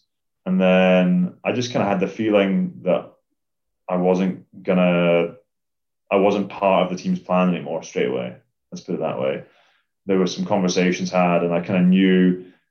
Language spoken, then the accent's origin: English; Scotland, United Kingdom; as a Scottish rugby player